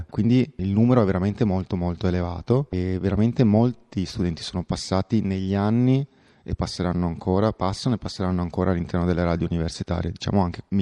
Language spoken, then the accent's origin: Italian; France; Italian is a second language; Buongiorno Italia, eh … sono francese, sono francese.